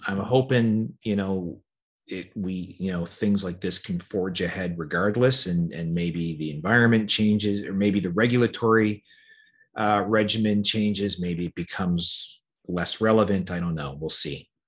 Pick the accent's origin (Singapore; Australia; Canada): Canada; I like being a Canadian.